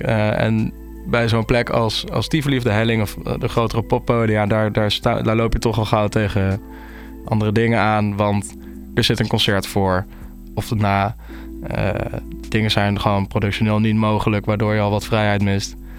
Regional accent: Nijmegen, Gelderland, Netherlands; moved away; also born or lived in Utrecht; ik kom dus uit Nijmegen, ik kom niet uit Utrecht.

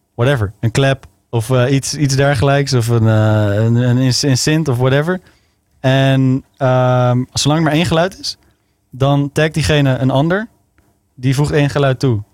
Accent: Zeist, Utrecht, Netherlands; ik kom uit Utrecht, maar ik ben opgegroeid in Zeist en omgeving.

